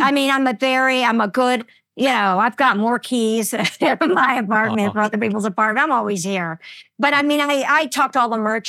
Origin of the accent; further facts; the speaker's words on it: the South, North Carolina, United States; now in New York City, United States; I guess I'm glad that I grew up there in the South.